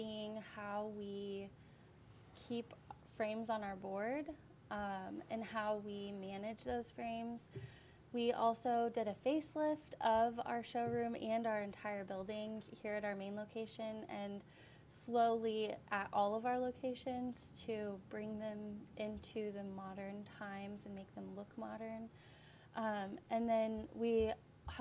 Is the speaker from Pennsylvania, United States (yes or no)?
no; Effingham, Illinois, United States; moved away as an adult; also born or lived in Delaware; I was born and raised in Effingham